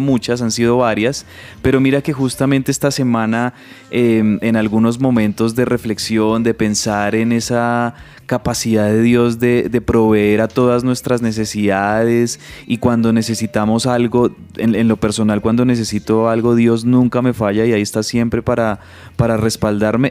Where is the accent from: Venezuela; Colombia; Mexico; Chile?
Colombia; como decimos nosotros aquí, Nina popularmente en Colombia